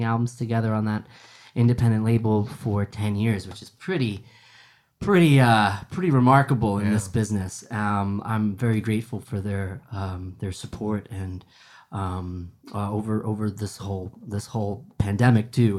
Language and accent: English; Shelburne Falls, Massachusetts, United States; moved away as an adult; now in Holyoke, United States; Kelly and I both grew up in a small town called Shelburne Falls